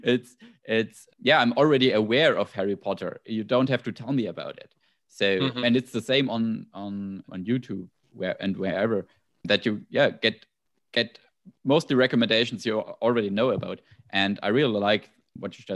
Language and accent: English; Germany; accent: German; English is a second language; My German accent is this